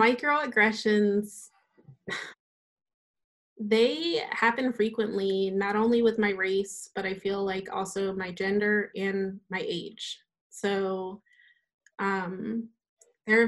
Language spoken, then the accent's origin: English; Delaware, United States; I grew up in Delaware. I grew up on a farm